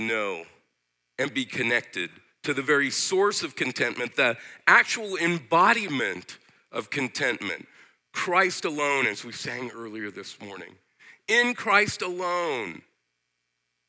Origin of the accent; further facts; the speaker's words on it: United States; I as an American